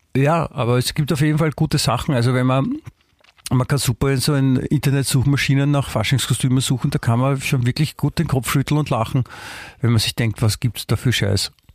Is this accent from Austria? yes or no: yes; Klosterneuburg, Lower Austria, Austria; ich bin ja in Klosterneuburg aufgewachsen